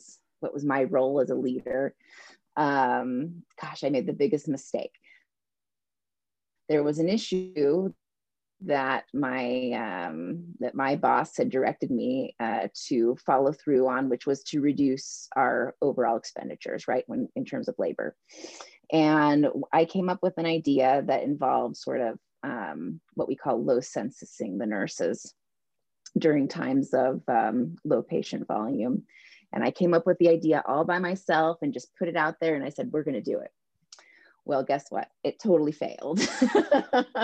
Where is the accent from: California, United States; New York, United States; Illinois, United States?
California, United States; moved away as an adult; we're from California originally